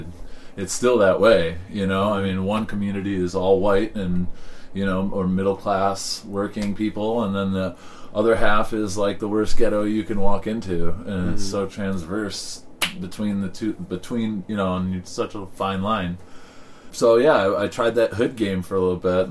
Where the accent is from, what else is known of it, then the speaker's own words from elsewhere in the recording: Detroit, Michigan, United States; I was born in Detroit. Actually, in the city limits of Detroit. I'm a native Detroiter. But I grew up in the suburbs.